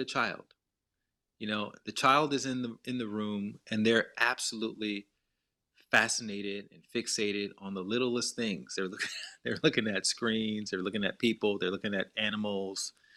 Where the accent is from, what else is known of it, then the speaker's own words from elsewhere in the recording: Montgomery, Alabama, United States; moved away; I had, you know, a very good childhood growing up in Montgomery.